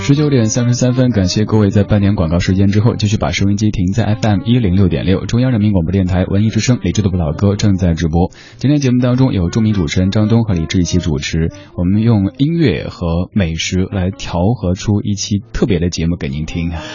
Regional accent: Sichuan, China; 像我家乡的川菜

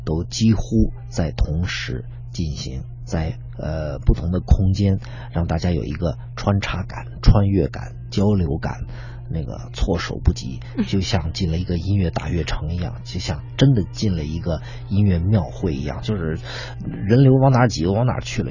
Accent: Beijing, China; 我作为一个土生土长的北京人

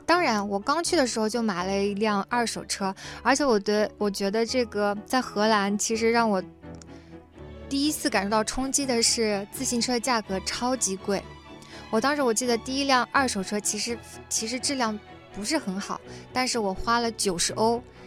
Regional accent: China; moved away as an adult; also born or lived in Netherlands; 我们中国人向来都比较含蓄

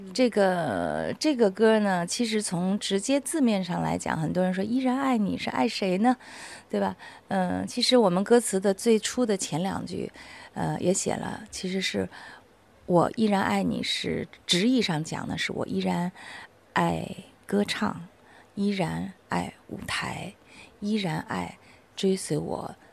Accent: China; 我们内地人

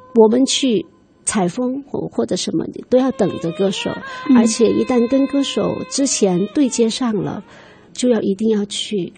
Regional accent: Jinping and Tianzhu, Guizhou, China; 在我们的锦屏，呃，天柱 一代我们的北部方言地区

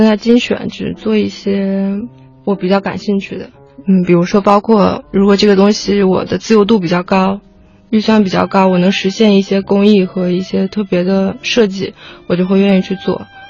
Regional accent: Fuzhou, Fujian, China; 对，我是福州人。

